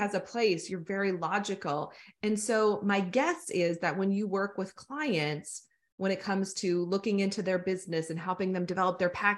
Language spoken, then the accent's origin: English; United States; accent: American; I have an American accent